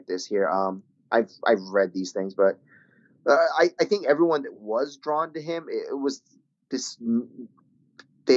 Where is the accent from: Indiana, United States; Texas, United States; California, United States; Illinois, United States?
California, United States; Claremont; moved away; it was a church in my hometown back in Claremont, California